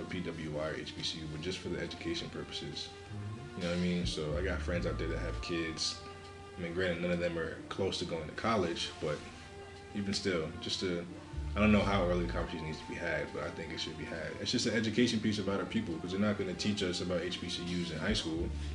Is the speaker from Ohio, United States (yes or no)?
no; New Jersey, United States; where I grew up in Jersey